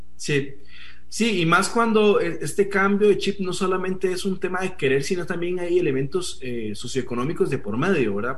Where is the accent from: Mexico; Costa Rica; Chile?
Costa Rica; also born or lived in Colombia; los costarricenses en nuestro, en nuestro país